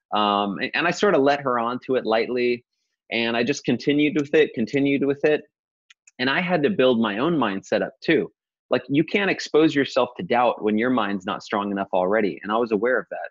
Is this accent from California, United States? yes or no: yes; Modesto, California, United States; I grew up in Modesto